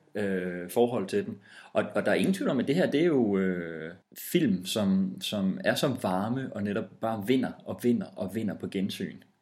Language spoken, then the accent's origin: Danish; West Jutland, Denmark; Men vi er også vestjyder